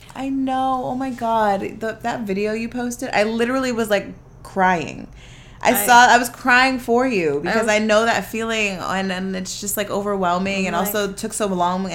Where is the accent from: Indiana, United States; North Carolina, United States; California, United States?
California, United States; San Fernando Valley; accent: valley girl; me and Jamila are valley girls. We are straight from the 818.